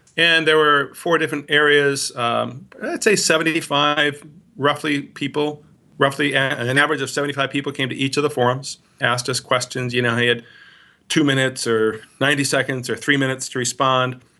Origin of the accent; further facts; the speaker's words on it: Milwaukee, Wisconsin, United States; also born or lived in Minnesota; I grew up in the Greater Milwaukee Synod area, born in Minnesota, but then as a young child moved here, uh, and went to high school here in this, uh, synod